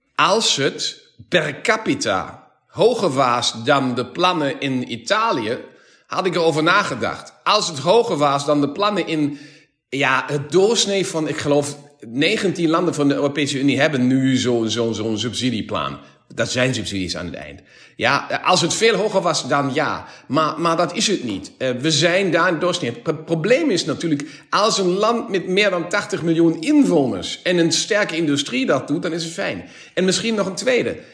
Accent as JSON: {"language": "Dutch", "country": "Germany", "second_language": "Dutch", "said": "wij als Duitsers"}